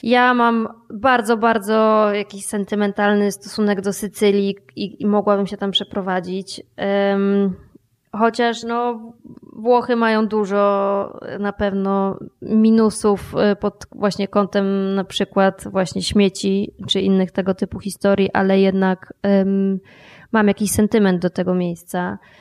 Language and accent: Polish; Podkarpacie, Subcarpathian Voivodeship, Poland; ja się urodziłam i wychowałam na Podkarpaciu